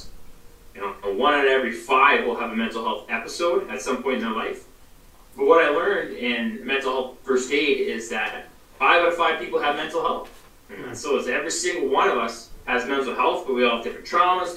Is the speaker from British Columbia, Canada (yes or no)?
yes; British Columbia, Canada; I'm from Canada